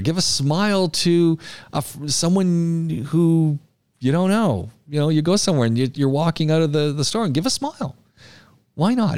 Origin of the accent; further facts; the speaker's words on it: Canada; now in United Arab Emirates; I'm Canadian